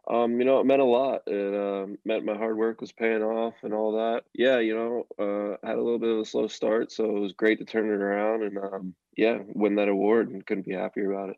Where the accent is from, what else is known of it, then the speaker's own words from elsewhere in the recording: Reading, Pennsylvania, United States; I had the Reading Phillies in my hometown, the Phillies Double A team.